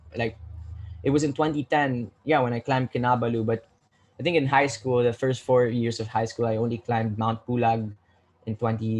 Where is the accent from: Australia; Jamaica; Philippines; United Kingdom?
Philippines; me as a Filipino